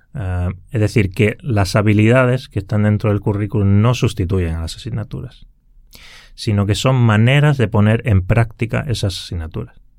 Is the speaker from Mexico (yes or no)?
no; Granada, Andalusia, Spain; moved away as an adult; now in Helsinki, Finland; yo originariamente soy de España, del sur de España, de Granada, y bueno, allí pasé toda mi infancia.